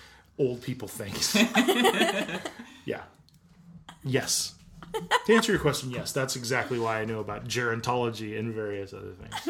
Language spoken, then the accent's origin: English; Los Angeles, California, United States; I grew up in the Valley.